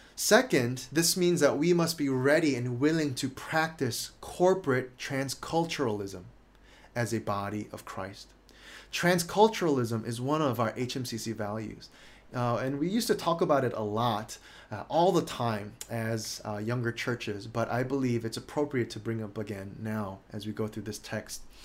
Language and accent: English; United States; a Korean American married to a Chinese Indonesian